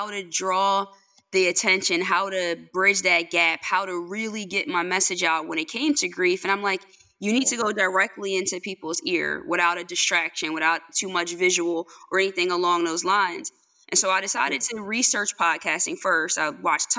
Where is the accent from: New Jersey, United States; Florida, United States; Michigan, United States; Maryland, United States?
New Jersey, United States; Longside; I'm from Longside, New Jersey